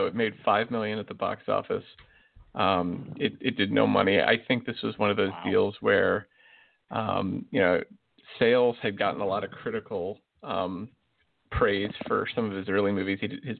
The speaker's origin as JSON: {"language": "English", "region": "Southern West Virginia", "country": "United States", "said": "I'm from Southern West Virginia"}